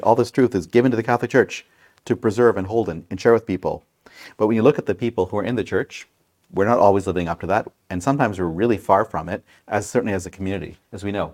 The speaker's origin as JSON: {"language": "English", "town": "Brampton", "region": "Ontario", "country": "Canada", "tie": "born or raised there", "moved": "yes", "lives_now": "Grey County, Canada", "said": "When I was a kid growing up in Brampton"}